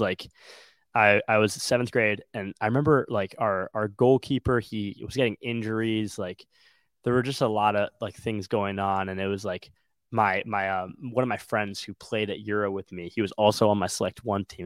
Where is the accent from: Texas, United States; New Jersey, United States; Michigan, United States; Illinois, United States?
Illinois, United States; Wilmette; i'm from the Chicagoland area. I'm from the small town called Wilmette